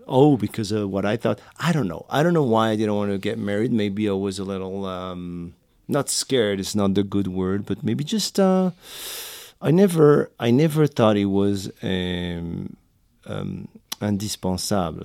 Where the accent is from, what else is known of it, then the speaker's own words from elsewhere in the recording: Morocco; English is a second language; also born or lived in France; now in New York City, United States; I was born and raised in Morocco